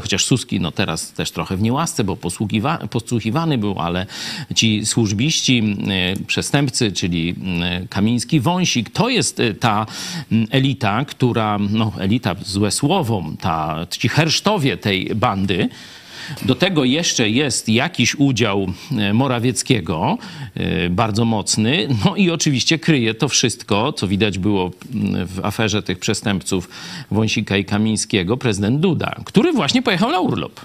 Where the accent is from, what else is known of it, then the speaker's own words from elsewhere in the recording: Lublin, Lublin Voivodeship, Poland; jesteśmy z Lublina, nawet dość z tej samej, można powiedzieć, dzielnicy